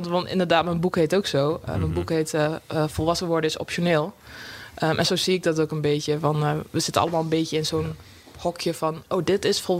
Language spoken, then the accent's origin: Dutch; Drenthe, Netherlands; accent: Rotterdam; now in Rotterdam, Netherlands; Ik ben heel impulsief verhuisd van Drenthe naar Rotterdam, vandaar mijn accent.